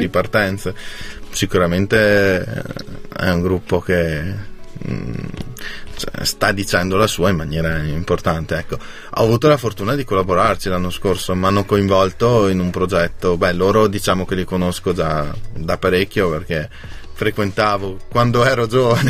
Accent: Lavis, Trentino-Alto Adige, Italy; Io sono di Lavis

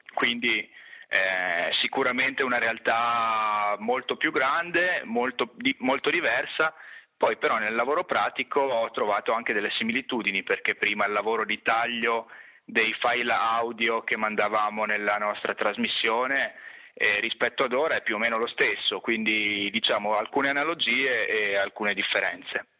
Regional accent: Trento, Trentino-Alto Adige, Italy; moved away as an adult; io avevo studiato a Trento, nella mia città d'origine, non ero quindi mai uscito per lunghi periodi dalla realtà locale

